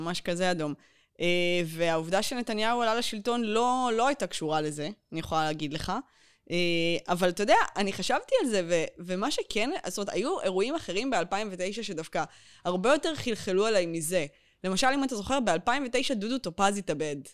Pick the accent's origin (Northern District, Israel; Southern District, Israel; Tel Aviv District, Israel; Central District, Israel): Southern District, Israel; suburb of Beersheba; אני גדלתי בפרוור שליד, הפרוור של העיר שעוד לא נבנתה